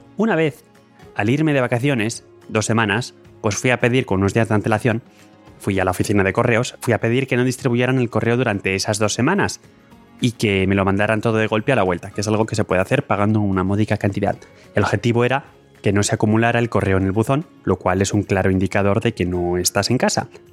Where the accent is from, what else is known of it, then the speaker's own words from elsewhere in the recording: Spain; now in Lausanne, Switzerland; yo por supuesto en estas estadísticas cuento como español